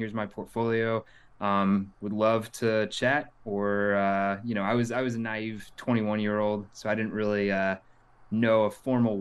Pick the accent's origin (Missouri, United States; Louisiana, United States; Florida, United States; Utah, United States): Missouri, United States; Kansas City; also born or lived in Lincoln, Nebraska; I grew up in the Kansas City area